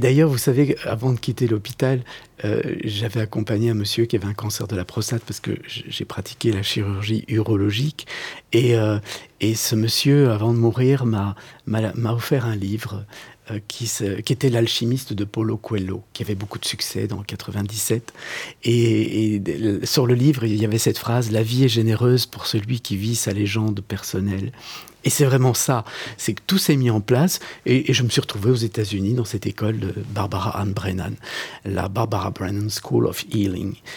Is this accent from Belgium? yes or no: yes; Belgium; moi, je, je vis à Bruxelles, je suis né en Belgique, je suis belge